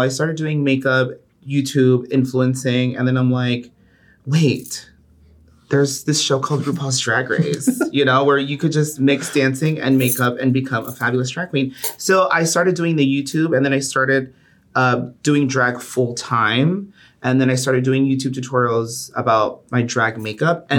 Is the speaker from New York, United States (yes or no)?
no; Miami, Florida, United States; I'm from Miami